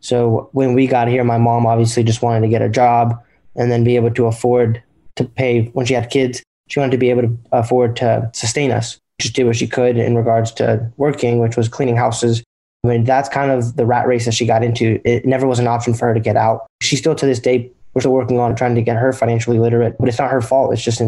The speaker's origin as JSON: {"language": "English", "town": "Durham", "region": "North Carolina", "country": "United States", "said": "I'm 19 years old. Jeff and I are twins. So, yeah, and we're from Durham, North Carolina."}